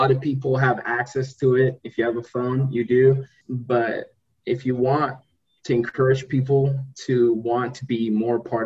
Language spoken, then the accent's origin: English; Spokane, Washington, United States; my hometown, Spokane, Washington